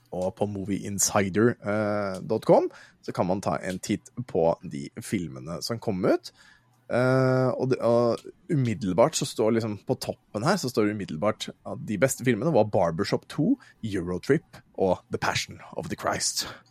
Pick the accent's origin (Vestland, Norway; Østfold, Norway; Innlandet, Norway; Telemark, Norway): Østfold, Norway; Våler; now in Moss, Norway; jeg er fra Våler, jeg, sånn egentlig. Jeg bor i Moss